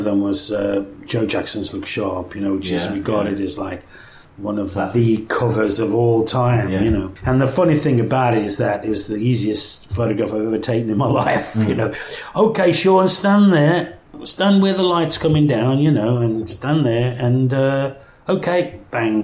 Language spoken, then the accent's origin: English; Lye, West Midlands, United Kingdom; accent: Black Country; also born or lived in Birmingham; I grew up in the Black Country, which was like 10 miles to the southwest of Birmingham, where I lived in a town called Lye, which was real thoroughbred Black Country